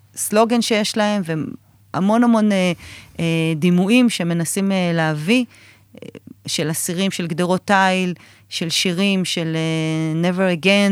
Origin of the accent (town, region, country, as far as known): Israel